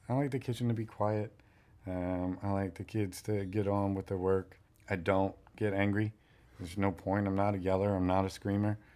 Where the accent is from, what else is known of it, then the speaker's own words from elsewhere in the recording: New York, United States; moved away as an adult; now in Miami, United States; growing up in New York